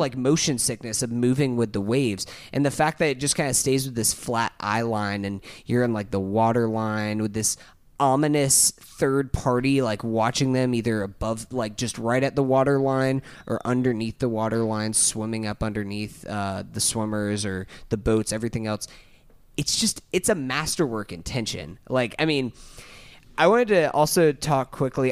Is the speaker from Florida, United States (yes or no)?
yes; Tallahassee, Florida, United States; we're from Tallahassee.